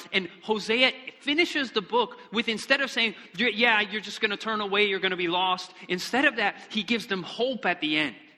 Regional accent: Michigan, United States; moved away; I'm originally from Michigan, and we wanted to go back

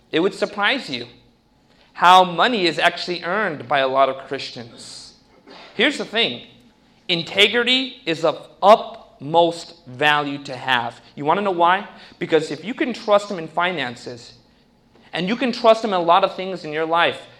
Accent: California, United States; No, I grew up in Orange County. I didn't like nature in the beginning either.

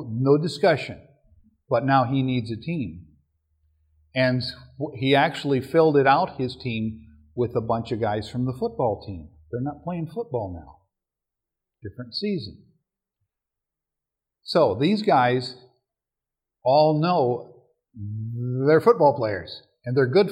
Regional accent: Minnesota, United States; I'm from Minnesota.

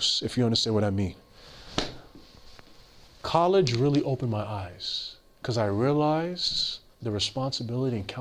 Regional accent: New York City, New York, United States; I grew up in Queens, New York

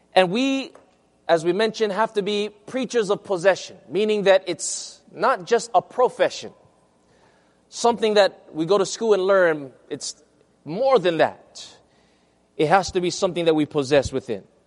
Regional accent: Hawaii, United States; my hometown in Hawaii

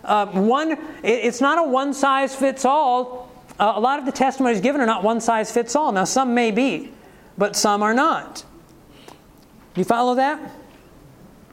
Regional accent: Ohio, United States; moved away; When I was in Ohio, I grew up in Ohio

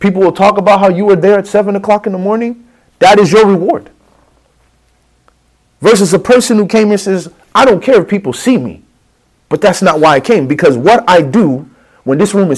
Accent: Chicago, Illinois, United States; I'm from the streets, man. I'm from Chicago

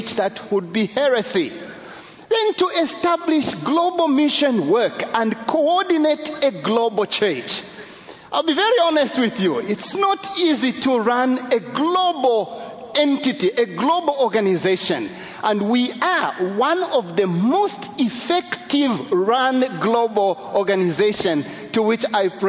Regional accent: Zambia; I'm from Zambia

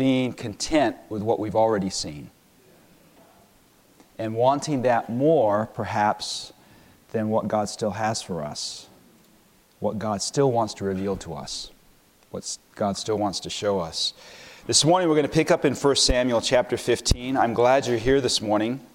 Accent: London, United Kingdom; moved away; also born or lived in United States; When I was a young man, I was raised in London, England.

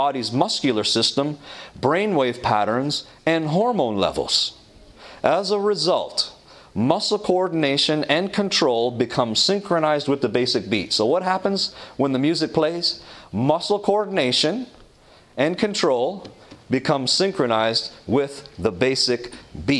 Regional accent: Toronto, Ontario, Canada; When I was in Toronto, growing up in Toronto, Canada

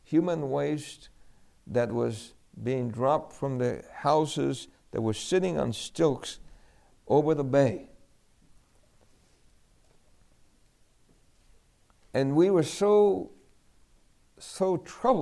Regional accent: New York City, New York, United States; also born or lived in El Fanguito, Puerto Rico; We grew up in New York City

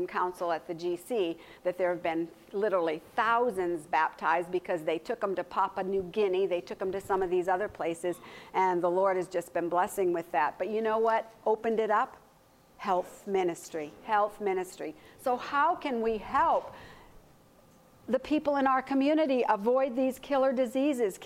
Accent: United States; I'm an American

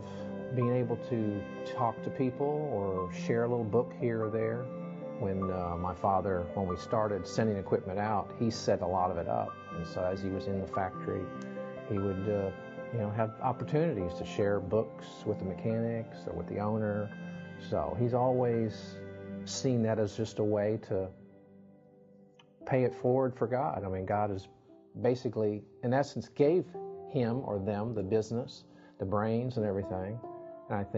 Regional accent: Lexington, Kentucky, United States; I'm from Lexington, Kentucky

